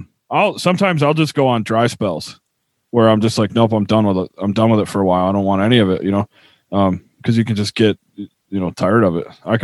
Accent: upstate New York, United States; moved away; the greatest grocery store in my hometown.

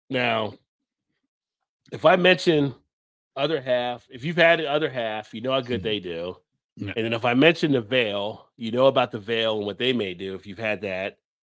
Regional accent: New Jersey, United States; I grew up in Jersey

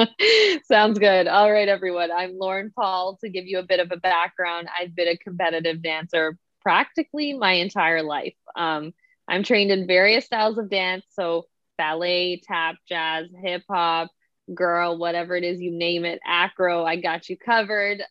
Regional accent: Toronto, Ontario, Canada; I am definitely from Toronto

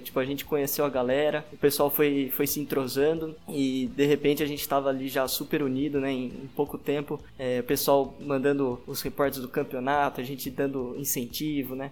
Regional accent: Brazil; como um bom brasileiro

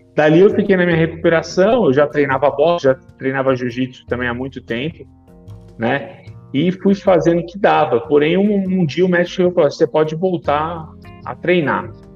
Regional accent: São Caetano do Sul, São Paulo, Brazil; moved away as an adult; also born or lived in Rio de Janeiro; eu voltei à minha cidade natal, eu moro em São Caetano do Sul, São Paulo

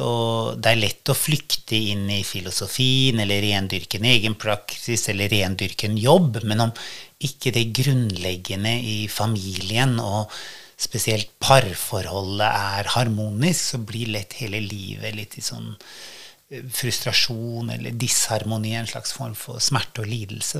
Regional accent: Norway; moved away; Jeg hadde jo ikke bodd hjemme i Norge på 23 år, og så flytta jeg tilbake

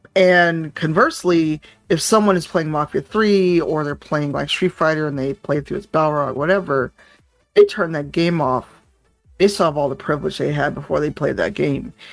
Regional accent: Chicago, Illinois, United States; I grew up in Chicago on the South Side

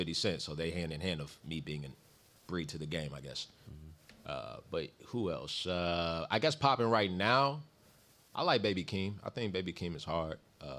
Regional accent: Germany; also born or lived in Kentucky; I'm from Germany, but I'm a military brat who's been all over. So Fort Knox, Radcliffe, Meade County, Louisville.

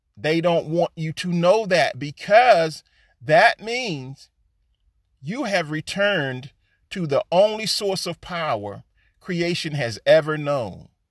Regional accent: United States; All of us so-called African Americans, Negroes, or Black folks

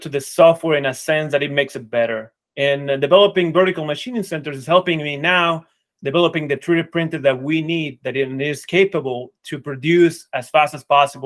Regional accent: Mexico; I grew up in Mexico.

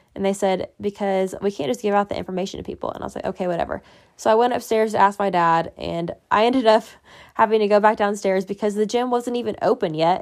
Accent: Indiana, United States; I'm from Indiana, and I applied to three schools in Indiana.

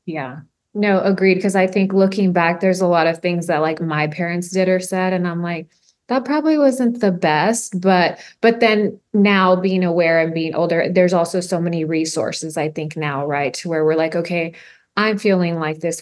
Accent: Harlingen, Texas, United States; I grew up in the Valley, I grew up in Harlingen too

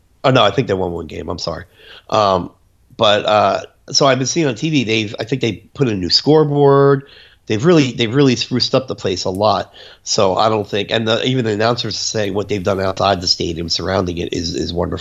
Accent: New Jersey, United States; I'm from New Jersey.

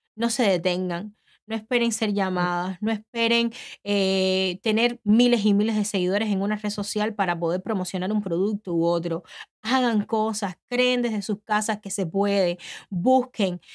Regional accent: Cuba; moved away as an adult; now in United States; Cuando yo salí de Cuba

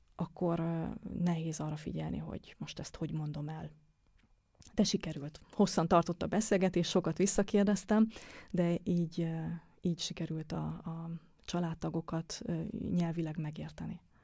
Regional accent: Hungary; accent: Hungarian; moved away as an adult; also born or lived in Germany; now in Vienna, Austria; kérdezték, hogy honnan jövök. És mondtam, hogy Magyarországról

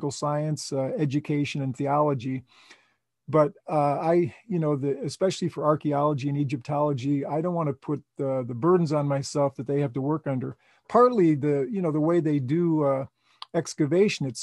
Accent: Chicago, Illinois, United States; moved away; I was from Chicago

